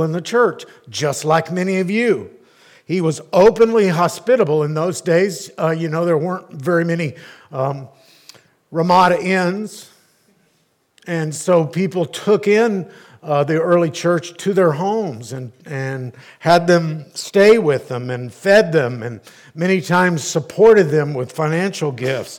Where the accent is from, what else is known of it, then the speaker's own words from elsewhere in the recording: Arlington, Texas, United States; growing up in Arlington